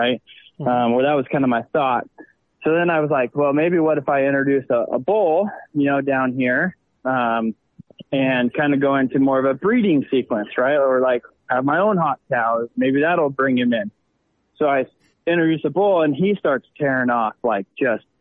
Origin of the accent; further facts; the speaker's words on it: Southwest Nebraska, United States; now in Lincoln, United States; Born and raised in Southwest Nebraska. Currently live in Lincoln, Nebraska.